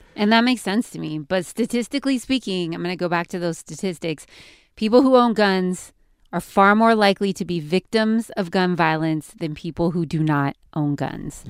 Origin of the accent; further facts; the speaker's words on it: California, United States; I'm from California.